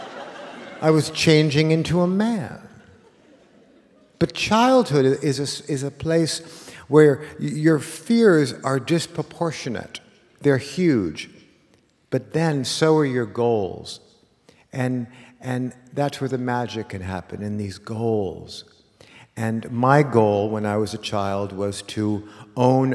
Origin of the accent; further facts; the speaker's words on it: Los Angeles, California, United States; a kid like me in 1970, growing up in Los Angeles